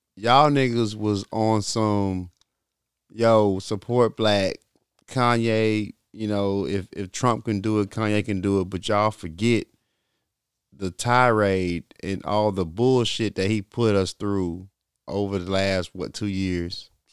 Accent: Little Rock, Arkansas, United States; I'm from Little Rock

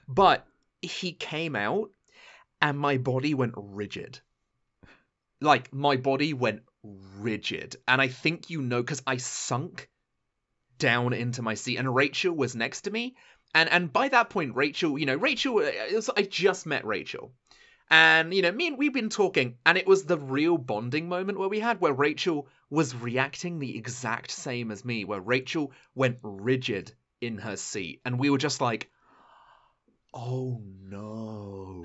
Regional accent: United Kingdom; being a British person

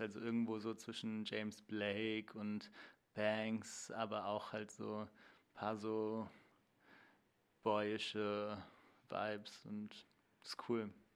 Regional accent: Cologne, North Rhine-Westphalia, Germany; moved away as an adult; also born or lived in Hildesheim; now in Berlin, Germany; in Köln, wo ich aufgewachsen bin

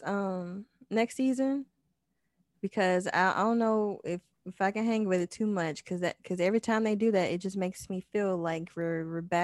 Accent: South Mississippi, United States; I'm from South Mississippi

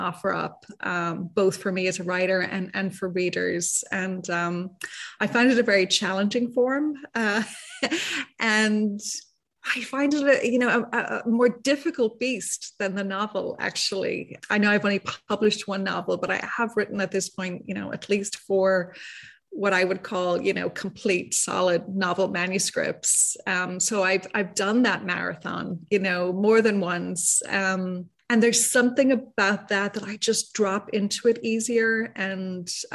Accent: Dublin, Leinster, Ireland; moved away as an adult; now in San Francisco, United States; I was born and raised in Dublin, Ireland, and I emigrated to San Francisco almost 30 years ago now.

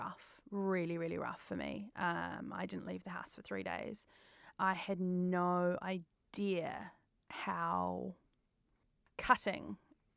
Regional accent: New Zealand; moved away as an adult; now in London, United Kingdom; as a Kiwi

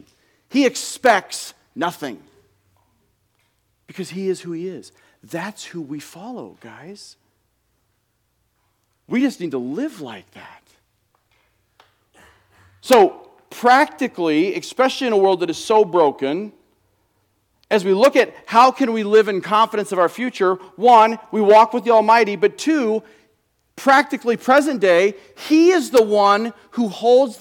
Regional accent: United States; as American Christians

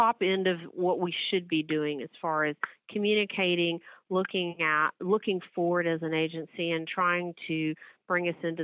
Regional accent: Midland, Texas, United States; I grew up in Midland, Texas

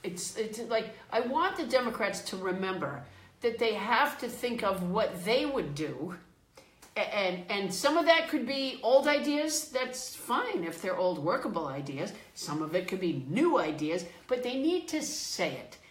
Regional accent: Sudbury, Massachusetts, United States; also born or lived in Florida; I was raised in Massachusetts

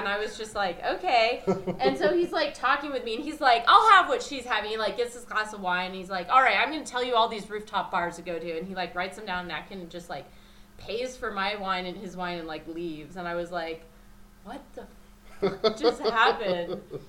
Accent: Minnesota, United States; also born or lived in New Mexico / Illinois / Nevada; Like, I'm from Minnesota. And I was like, yes, I would like to know that. I have mostly lived in landlocked states, New Mexico, Illinois, Nevada.

